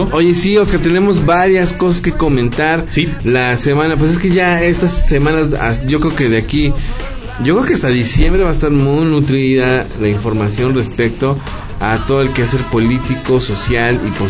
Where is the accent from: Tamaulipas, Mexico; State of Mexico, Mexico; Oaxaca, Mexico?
Oaxaca, Mexico; de, de, Oaxaca. Sí, de donde yo soy.